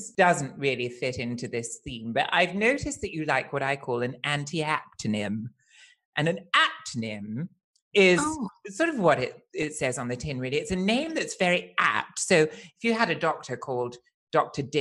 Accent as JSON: {"language": "English", "town": "Weymouth", "region": "South West England", "country": "United Kingdom", "tie": "born there", "also_born_or_lived": "Dartford, United Kingdom / Nuneaton, United Kingdom / Northampton, United Kingdom", "said": "So he was manager of Weymouth and I was born in Weymouth. Then we moved to Dartford, then Nuneaton, then Northampton."}